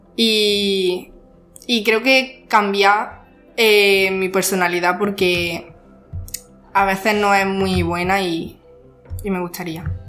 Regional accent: Jaén, Andalusia, Spain; Soy de Jaén y estudio en la ESO

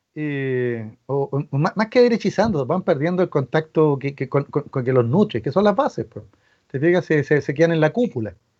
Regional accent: Chile; a nosotros como chilenos

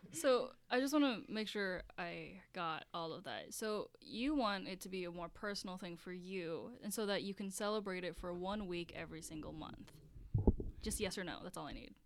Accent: Baltimore, Maryland, United States; I'm from Baltimore

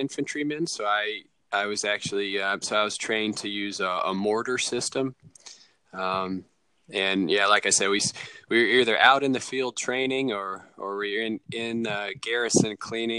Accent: Texas, United States; also born or lived in Tennessee / Ohio / Hawaii / North Carolina; I moved all around as a kid. I was born in Texas and lived all over Texas and Tennessee and Ohio.

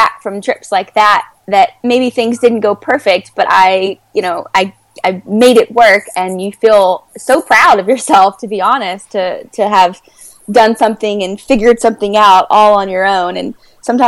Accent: United States; moved away as an adult; also born or lived in Prague; as an American

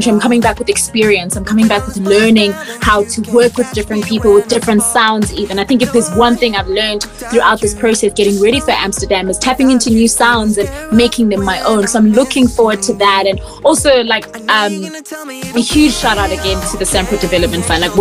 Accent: South Africa; as a South African

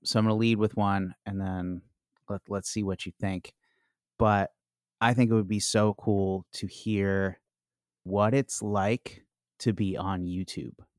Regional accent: Chicago, Illinois, United States; now in Washington, D.C., United States; I'm from Chicago

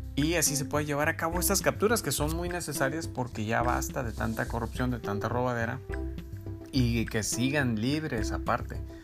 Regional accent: Mexico; nuestra esencia como mexicanos

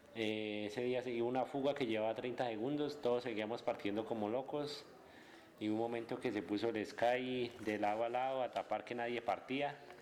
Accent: Bogotá, Colombia; soy de acá de Bogotá, del barrio Galán, La Francia más exactamente.

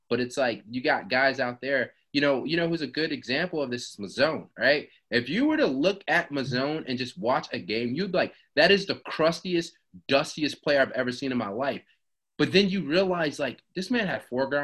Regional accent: Atlanta, Georgia, United States; I'm from Atlanta as well

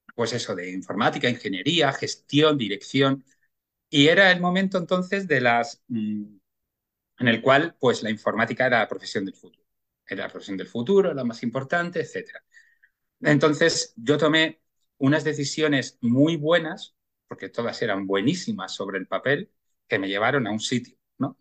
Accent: Bilbao, Basque Country, Spain; yo nací en Bilbao y, bueno, en mi infancia pues fue además en una época en la cual eh, pues Bilbao era, era muy industrial, gris

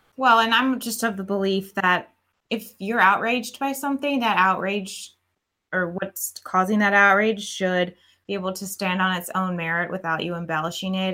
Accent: Atlanta, Georgia, United States; moved away; I'm from Atlanta and I moved down here

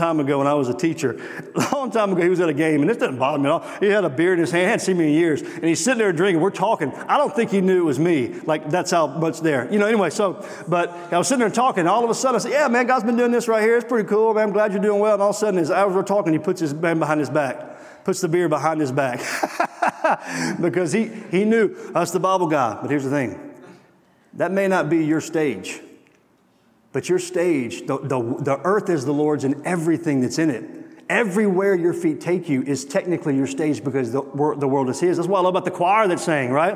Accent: Mississippi, United States; I'm from Mississippi.

